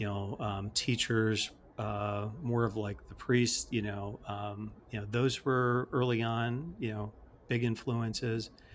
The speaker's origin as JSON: {"language": "English", "town": "Chicago", "region": "Illinois", "country": "United States", "tie": "born or raised there", "said": "I grew up in the Chicagoland area"}